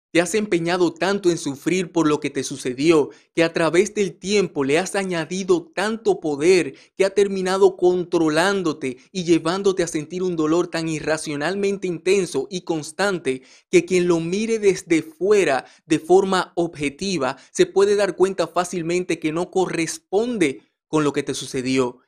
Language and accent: Spanish; Dominican Republic; en mi país, República Dominicana